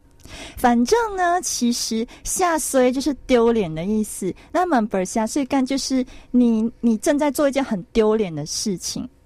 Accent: Malaysia; 我们马来西亚人

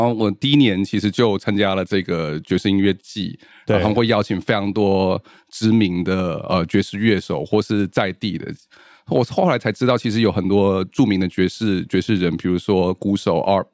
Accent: Taichung, Taiwan; moved away as an adult; also born or lived in Taipei; 我在台中出生长大

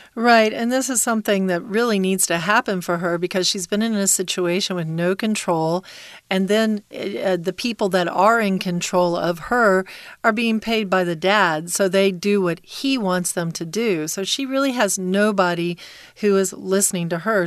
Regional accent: Texas, United States; When I was a kid growing up in Texas

